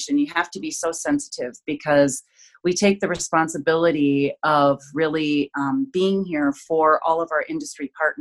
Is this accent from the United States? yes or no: yes; Duluth, Minnesota, United States; my beloved Twin Ports, my hometown